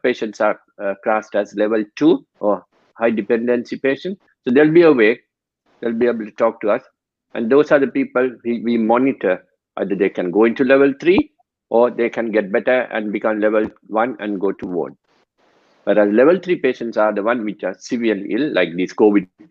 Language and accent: English; Sri Lanka; moved away as an adult; I'm originally from Sri Lanka, so we get exposure to death and attending janaza prayers since childhood.